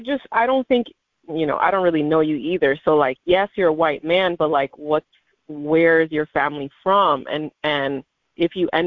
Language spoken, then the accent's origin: English; Miami, Florida, United States; also born or lived in New Jersey; So I'm Dominican, but I was born here in America, New Jersey specifically, and then I moved down to Miami, Florida, and I grew up here.